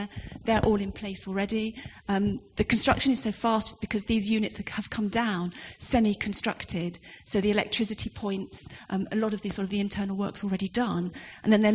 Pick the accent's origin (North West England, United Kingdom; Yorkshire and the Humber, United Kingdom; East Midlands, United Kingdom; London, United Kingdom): London, United Kingdom; I was born in West Ham